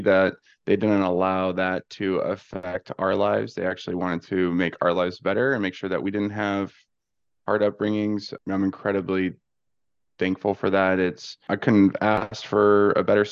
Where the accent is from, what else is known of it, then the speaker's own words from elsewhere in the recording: Ventura County, California, United States; moved away as an adult; now in Arizona, United States; I'm from California, just north of LA, about 35, 40 minutes in Ventura County.